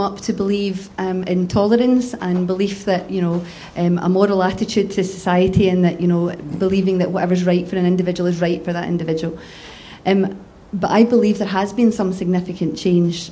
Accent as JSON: {"language": "English", "town": "Hamilton", "region": "Scotland", "country": "United Kingdom", "tie": "born or raised there", "also_born_or_lived": "East Kilbride", "said": "I grew up in Hamilton"}